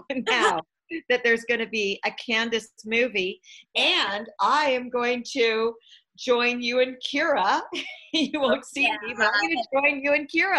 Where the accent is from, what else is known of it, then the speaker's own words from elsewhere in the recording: Canada; moved away; I'm Canadian and my whole family is up there